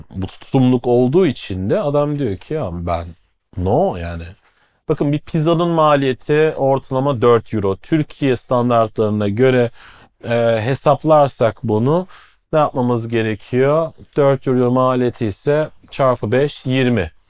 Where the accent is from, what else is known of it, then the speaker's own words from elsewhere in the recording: Black Forest region, Stuttgart, Pforzheim, Baden-Württemberg, Germany; moved away as an adult; now in Istanbul, Turkey; daha güney tarafından Kara Orman bölgesi Stuttgart, Pforzheim, Schwarzwald aynen.